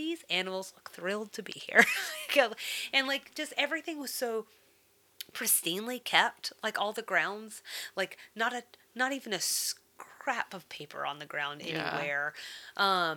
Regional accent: the South, United States; as a Southerner

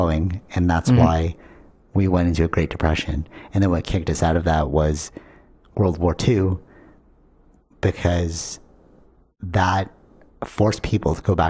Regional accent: Canada; we're Canadian

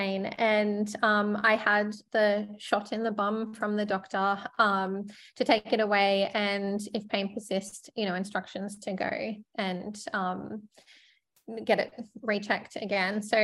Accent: Sunshine Coast, Queensland, Australia; I grew up on the Sunshine Coast and it's probably a small country town by the sea at that point.

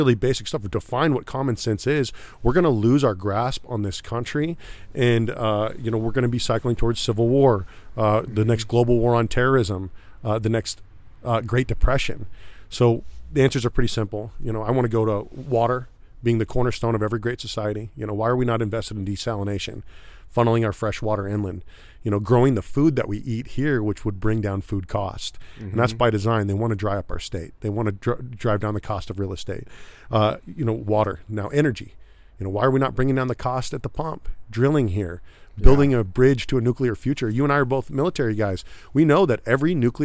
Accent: Northern California, United States; also born or lived in Bay Area / Fresno / Sacramento / Roseville; I grew up all over Northern California. I was born in the Bay Area, moved inland to Fresno

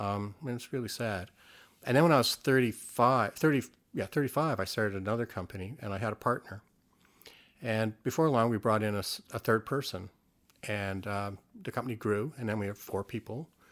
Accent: Canada; growing up in Canada

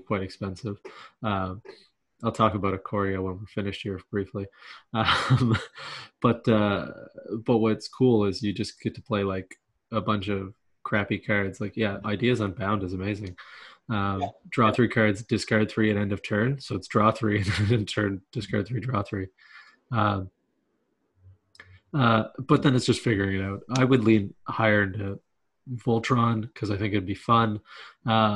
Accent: Canada; we're Canadian

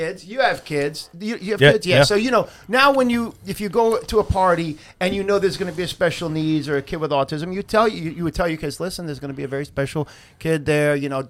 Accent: Long Island, New York, United States; growing up in Long Island, New York

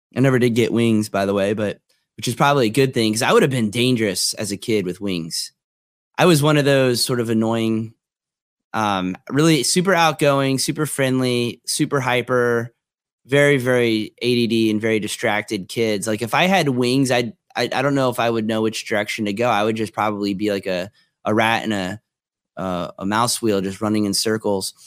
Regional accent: Tequesta, Florida, United States; I was a kid growing up in Tequesta, Florida

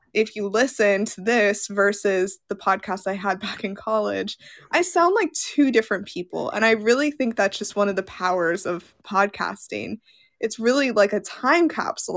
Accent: Las Vegas, Nevada, United States; I grew up in Las Vegas, and I went to college in Las Vegas.

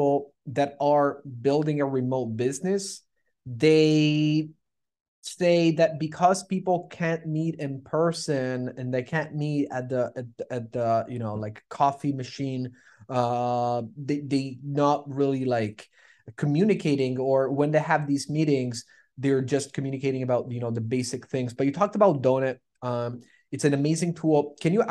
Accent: Toronto, Ontario, Canada; We're from Toronto

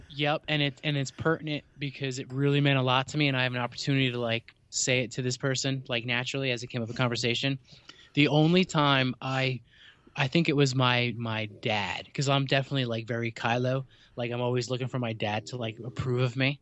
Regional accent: New Jersey, United States; I'm from New Jersey

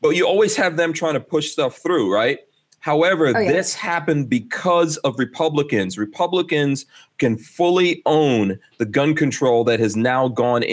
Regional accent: Guyana; now in United States; I was born in Guyana, which is also in South America

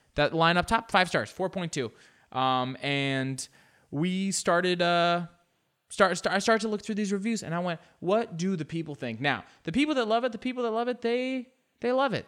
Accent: United States; we're American

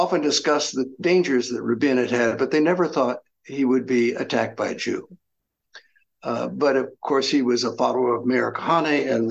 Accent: southern Illinois, United States; moved away; I grew up in the Midwest in southern Illinois, in an area that's more is closely allied culturally and socially to Kentucky and Arkansas and southern Missouri than it is to Chicago

